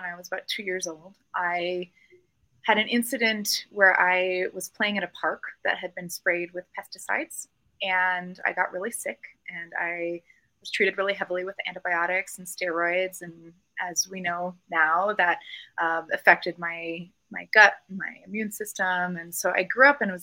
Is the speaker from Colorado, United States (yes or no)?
yes; Colorado Springs and Denver, United States; moved away as an adult; also born or lived in Los Angeles; I was born and raised in Colorado Springs and Denver, and I've actually lived away for the last 15 years and just moved home about 4 or 5 months ago.